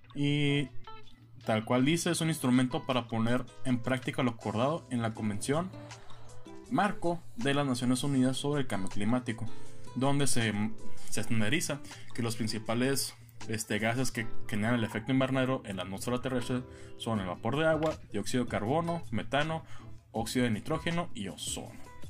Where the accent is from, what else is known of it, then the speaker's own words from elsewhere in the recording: San Luis Río Colorado, Sonora, Mexico; moved away; mi tierra natal, San Luis Río Colorado